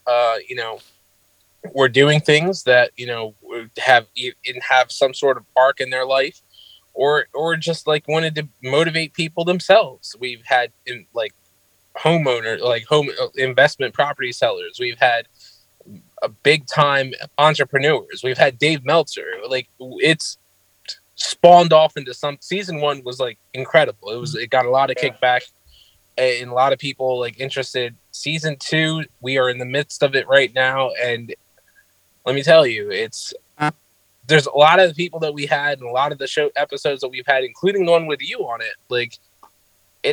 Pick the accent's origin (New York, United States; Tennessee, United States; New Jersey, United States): New Jersey, United States; Trenton; my hometown city, which is Trent, New Jersey